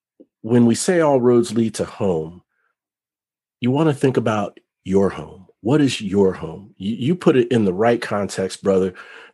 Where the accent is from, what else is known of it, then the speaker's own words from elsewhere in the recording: Cincinnati, Ohio, United States; also born or lived in other places; But for a long time, I struggled with having a true sense of home, even as a child, growing up in Cincinnati and other places. You see, both my parents were in the military, so I was a military brat. We moved around a lot.